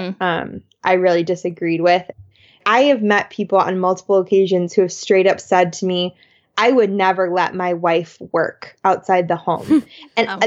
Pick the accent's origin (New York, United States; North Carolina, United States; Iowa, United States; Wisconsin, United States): Wisconsin, United States; Madison; I'm from Madison, Wisconsin, and anyone who's been there knows it's like hippieville.